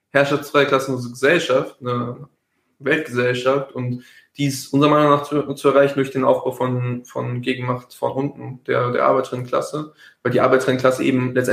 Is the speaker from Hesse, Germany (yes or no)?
no; Heidelberg, Baden-Württemberg, Germany; Das ist ein war sehr crazy YouTube-Video aus äh, meiner Heimatstadt Heidelberg